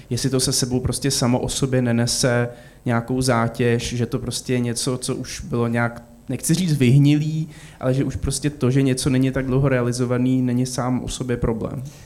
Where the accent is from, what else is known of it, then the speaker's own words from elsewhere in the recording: Prague, Czechia; já nejsem teda z Olmouce, ale jsem z Prahy